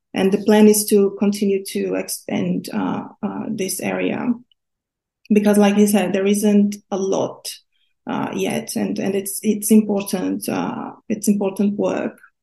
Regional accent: Brazil; now in United Kingdom; I grew up in Brazil where gambling is mostly illegal

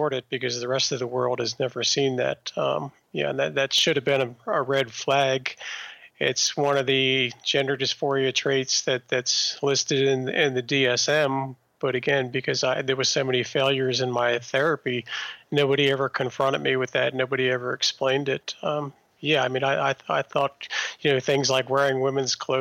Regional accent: Maryland suburbs, United States; I grew up in the Maryland suburbs

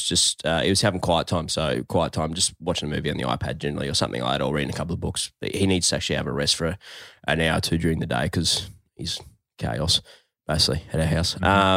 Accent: Longreach, Queensland, Australia; Yeah, I grew up in Longreach.

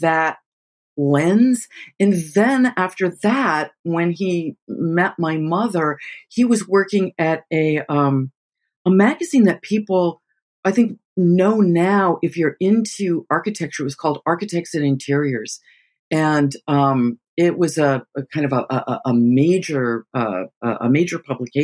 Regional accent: Los Angeles, California, United States; I grew up in Los Angeles with parents who were literally non-present

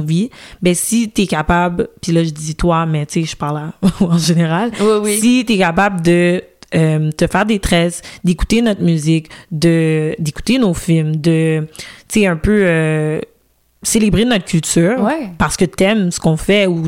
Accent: Montreal, Quebec, Canada; je suis née au Canada, grandi à Montréal, mhm. grandi au Québec.

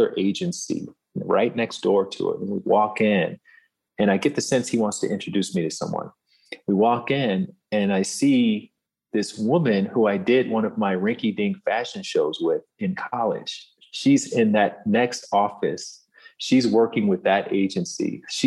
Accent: Alabama, United States; moved away as an adult; I'm this kid from Alabama

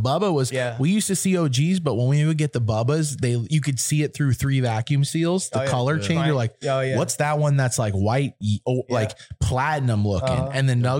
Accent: East Coast, United States; now in Los Angeles, United States; We're from the East Coast.

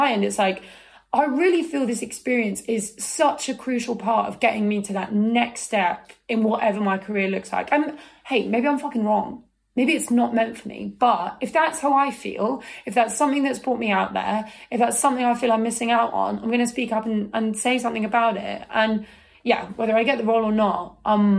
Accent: United Kingdom; I'm British

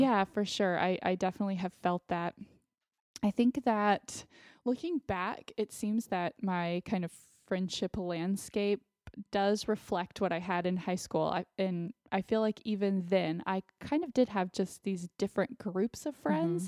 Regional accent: Austin, Texas, United States; moved away as an adult; also born or lived in Connecticut; growing up in Austin, I have, I do still have some friends from, uh, elementary school

